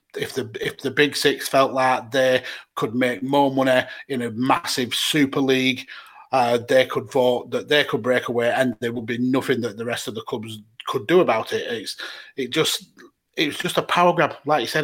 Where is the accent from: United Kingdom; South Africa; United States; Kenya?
United Kingdom; as British football fans